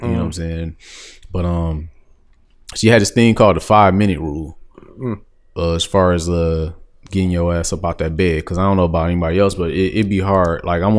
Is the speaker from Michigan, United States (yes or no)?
yes; Detroit, Michigan, United States; I'm from Detroit. Because as I look back on it, like, nigga, like, I resonate with saying I'm from the east side because I kind of like grew up over there all my younger years I was there.